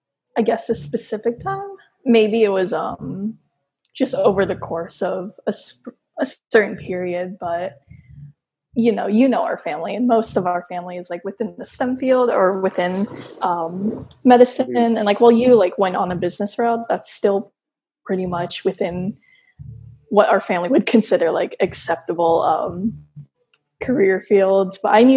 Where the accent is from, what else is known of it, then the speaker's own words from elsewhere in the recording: Philippines; I mean, we're Filipino, so we're like, we're going to have rice anyway.